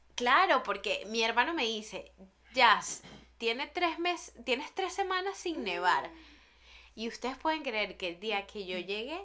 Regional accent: Venezuela; moved away as an adult; desde que salí de Venezuela

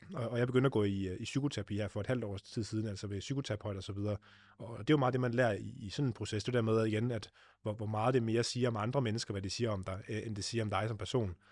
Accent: Denmark; hvor jeg kommer fra i Vestland

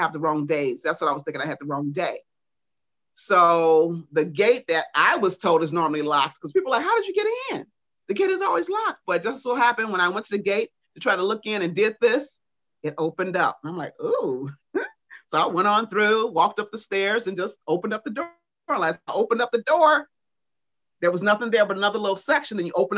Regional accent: Chicago, Illinois, United States; they knew I was there from Chicago and I was going home. So Don found out I was from Chicago.

